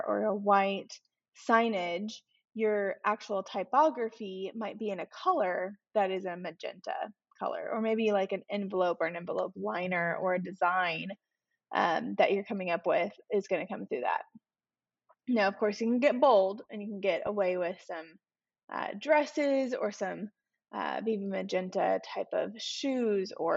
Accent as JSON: {"language": "English", "region": "Arizona", "country": "United States", "tie": "born or raised there", "moved": "yes", "said": "growing up in Arizona"}